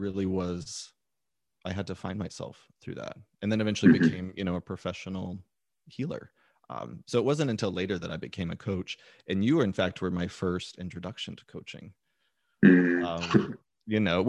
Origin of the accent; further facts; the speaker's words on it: Texas, United States; being this different little boy growing up in Texas